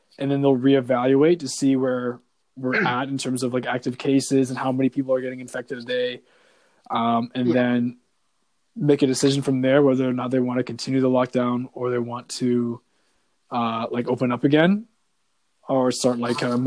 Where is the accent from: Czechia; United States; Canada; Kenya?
Canada; as a Canadian